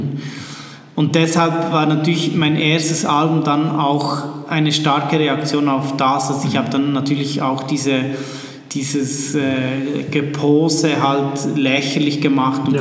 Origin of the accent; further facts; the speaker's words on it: Switzerland; also born or lived in Bern; ich bin aus der Schweiz